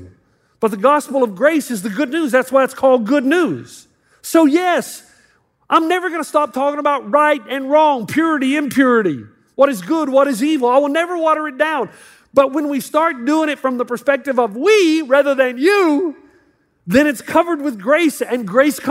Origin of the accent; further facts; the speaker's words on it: the South, United States; moved away as an adult; now in California, United States; I'm from the South. We're much more conservative